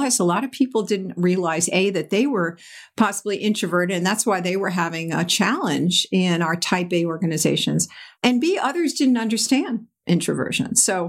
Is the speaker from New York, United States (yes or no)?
yes; New York, United States; We were vacationing out on Eastern Long Island where I grew up on in the New York area.